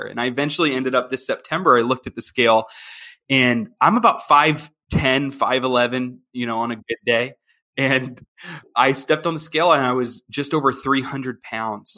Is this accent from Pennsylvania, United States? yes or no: yes; Philadelphia, Pennsylvania, United States; moved away as an adult; now in Chicago, United States; I'm originally from Philadelphia, Pennsylvania, and my wife and I now we live in Chicago